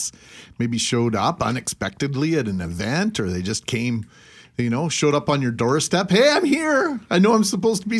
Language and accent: English; Brandon, Manitoba, Canada; moved away as an adult; also born or lived in Winnipeg / Vernon, BC; my buddy John and I grew up in Brandon at the same time